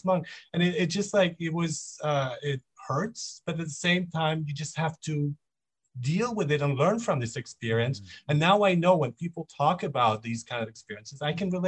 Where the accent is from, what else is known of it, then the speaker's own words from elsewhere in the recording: Nuremberg, Bavaria, Germany; also born or lived in Monheim, Germany; now in Vancouver, Canada; I grew up in Germany. I grew up in Nuremberg actually.